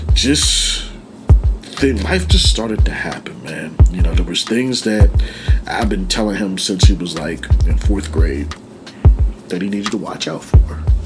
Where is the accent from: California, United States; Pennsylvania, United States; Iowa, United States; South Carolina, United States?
Pennsylvania, United States; Penn Hills; We're in Penn Hills. I grew up in Penn Hills